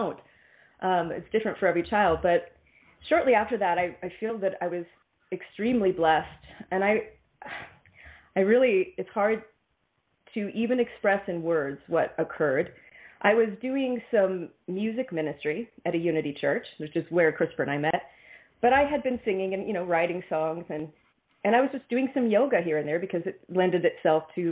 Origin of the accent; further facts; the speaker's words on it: Kansas City, Missouri, United States; I was born in Kansas City, Missouri.